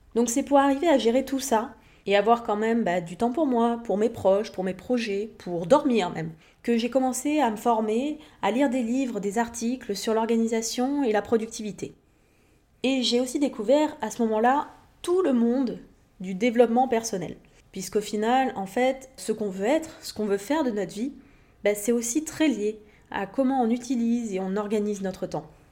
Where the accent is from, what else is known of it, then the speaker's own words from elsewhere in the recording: Montpellier, Occitania, France; moved away as an adult; also born or lived in Levallois-Perret / Paris; j'ai passé toute mon enfance, mon adolescence vers Montpellier, dans le sud de la France